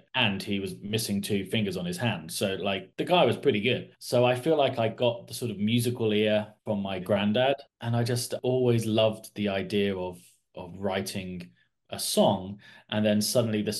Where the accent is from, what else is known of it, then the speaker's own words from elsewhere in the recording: Kidderminster, West Midlands, United Kingdom; now in Portsmouth, United Kingdom; I live in Portsmouth in the south of the country. My whole family originate from the West Midlands in Bromwich, and I was born in Kidderminster, so in the West Midlands.